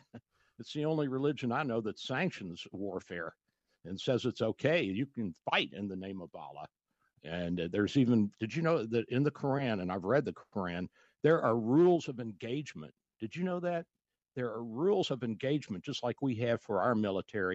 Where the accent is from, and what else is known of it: Louisville, Kentucky, United States; now in Florida, United States